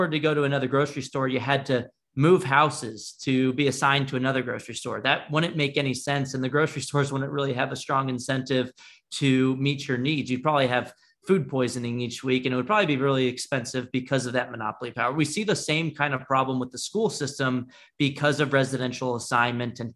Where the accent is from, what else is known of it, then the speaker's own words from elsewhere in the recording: San Antonio, Texas, United States; So I grew up in San Antonio, Texas. My dad was actually in the Air Force, so I spent most of my life growing up in San Antonio.